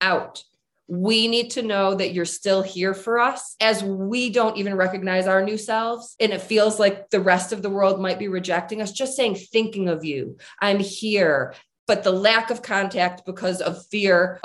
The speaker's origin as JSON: {"language": "English", "region": "Michigan", "country": "United States", "moved": "as an adult", "lives_now": "Colorado, United States", "said": "I'm originally from Michigan, and I moved to Colorado to be with Jim"}